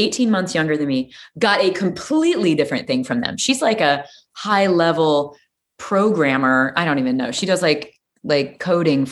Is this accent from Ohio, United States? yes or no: no; Peoria, Illinois, United States; I grew up in Peoria, Illinois.